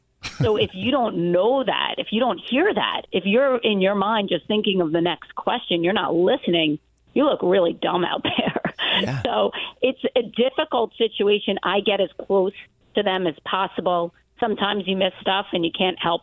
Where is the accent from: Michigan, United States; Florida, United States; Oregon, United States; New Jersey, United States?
New Jersey, United States; I'm from Jersey